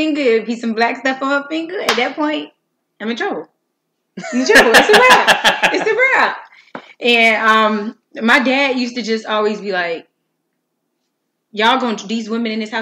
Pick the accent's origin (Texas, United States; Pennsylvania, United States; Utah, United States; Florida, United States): Florida, United States; Miami; I was born and raised in Miami, Florida. I come from a neighborhood called Myrtle Grove